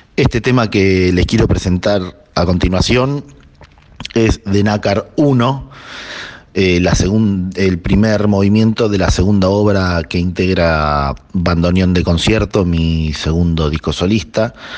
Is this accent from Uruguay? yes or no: no; Buenos Aires, Argentina; soy de Buenos Aires, de Capital Federal, eh, nacido acá, porteño de nacimiento